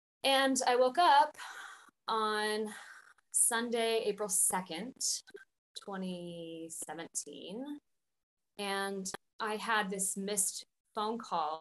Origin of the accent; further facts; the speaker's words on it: Idaho, United States; moved away as an adult; also born or lived in Spain; now in New Zealand; I am from Idaho originally, and I was living in Spain teaching English